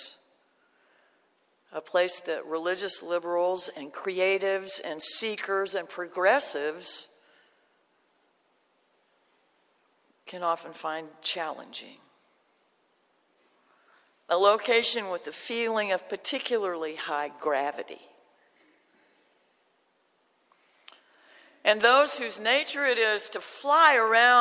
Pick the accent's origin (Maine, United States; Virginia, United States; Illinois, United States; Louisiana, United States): Louisiana, United States; Shreveport; I grew up in Shreveport